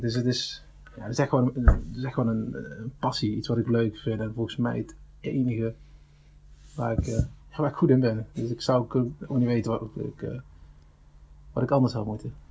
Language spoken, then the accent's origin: Dutch; Venlo, Limburg, Netherlands; 34 jaar, geboren in Venlo